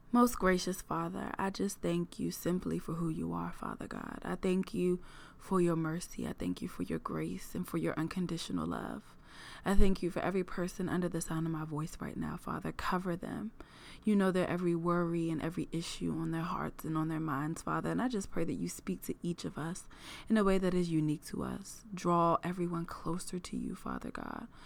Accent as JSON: {"language": "English", "area": "Prince George's County", "region": "Maryland", "country": "United States", "tie": "born or raised there", "also_born_or_lived": "Los Angeles", "moved": "as an adult", "said": "I am born and raised in Prince George's County, Maryland"}